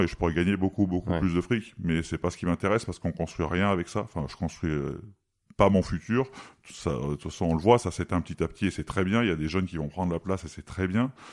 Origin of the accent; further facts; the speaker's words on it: Valence, Auvergne-Rhône-Alpes, France; moved away; je suis de Valence